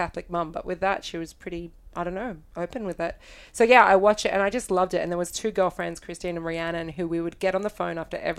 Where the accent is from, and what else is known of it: Australia; moved away